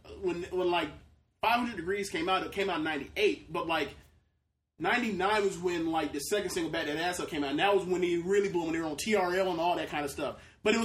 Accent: Tampa, Florida, United States; my entire life I've lived within 20 minutes of Tampa, Florida.

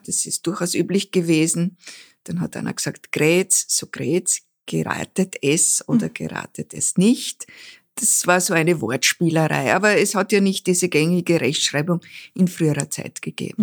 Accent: Graz, Styria, Austria; born or raised there

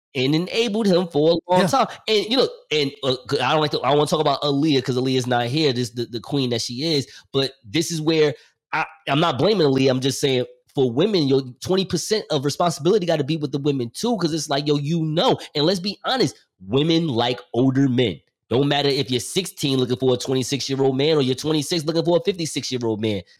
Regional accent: New Jersey, United States; I'm from New Jersey

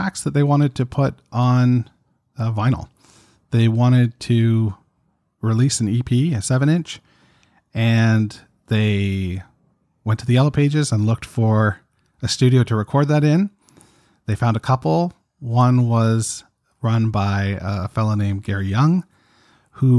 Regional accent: Toronto, Ontario, Canada; I'm from Toronto, Canada

